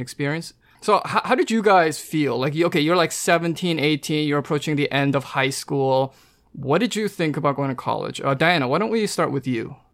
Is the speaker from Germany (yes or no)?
no; Vancouver, British Columbia, Canada; moved away as an adult; I'm from Vancouver, so I, from actually Canada.